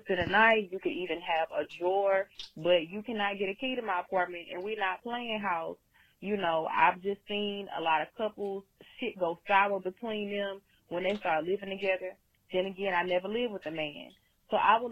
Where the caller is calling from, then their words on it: Louisiana, United States; I'm calling from Louisiana.